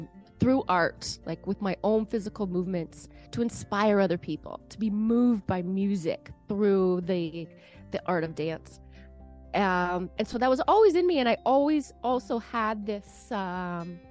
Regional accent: Canada; I'm a Canadian. So I got some Canadian roots.

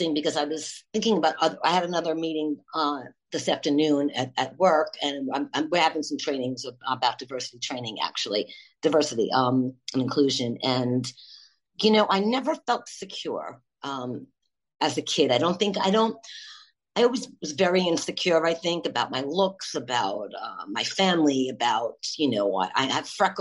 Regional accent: Long Island, New York, United States; also born or lived in Brooklyn, New York; I was born in Brooklyn, long time ago, 54 years ago, 1968. And then, as a young child, we moved to Long Island

